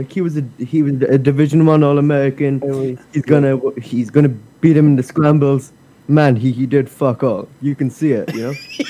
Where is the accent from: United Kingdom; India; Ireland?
Ireland; I'm Irish.